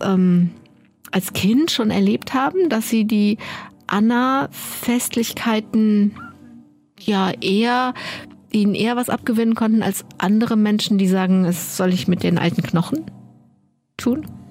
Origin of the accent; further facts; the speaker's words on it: Düren, North Rhine-Westphalia, Germany; Ich bin in Düren groß geworden